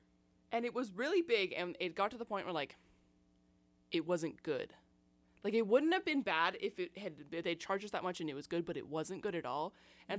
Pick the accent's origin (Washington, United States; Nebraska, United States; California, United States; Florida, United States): Washington, United States; Seattle; now in Tacoma, United States; because I'm from Seattle originally. I live in Tacoma most of the time, though.